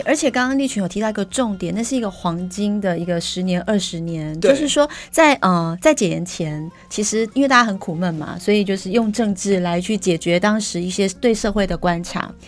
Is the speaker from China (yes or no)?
no; Taiwan; 我们台湾人